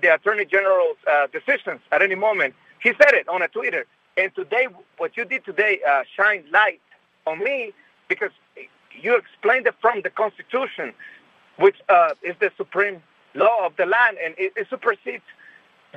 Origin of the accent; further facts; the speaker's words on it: Nicaragua; now in Los Angeles, United States; I was born in Nicaragua, and I came to the United States in 1998